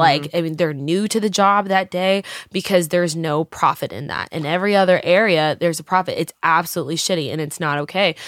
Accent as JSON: {"language": "English", "region": "Texas", "country": "United States", "tie": "born or raised there", "moved": "yes", "lives_now": "Los Angeles, United States", "said": "growing up in Texas"}